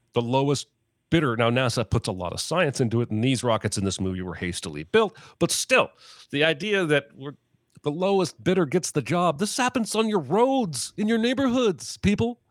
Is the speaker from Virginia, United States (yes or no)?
no; Indiana, United States; also born or lived in Baltimore, Maryland; we moved to Indiana